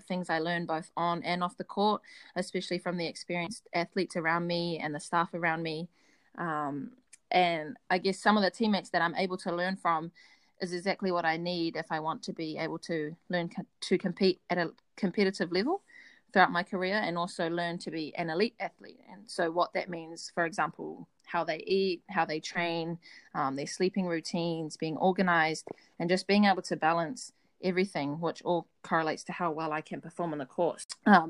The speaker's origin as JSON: {"language": "English", "country": "New Zealand", "said": "not only to represent New Zealand, but just to represent my family, my hometown, and my school."}